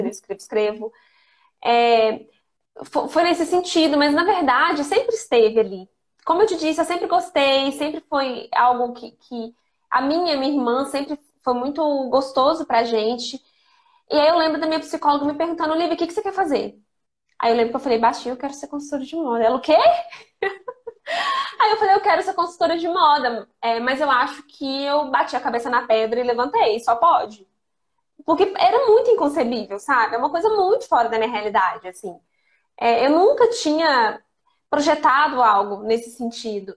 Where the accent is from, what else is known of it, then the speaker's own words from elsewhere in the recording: Lavras, Minas Gerais, Brazil; moved away as an adult; also born or lived in Ijaci, Brazil / Belo Horizonte, Brazil; now in Brasília, Brazil; vida toda eu vivi em Lavras, porque eu estudei em Lavras